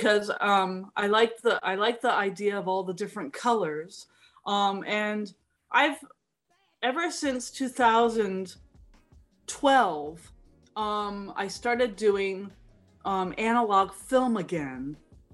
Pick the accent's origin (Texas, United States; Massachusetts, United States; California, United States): California, United States; San Francisco; I'm from San Francisco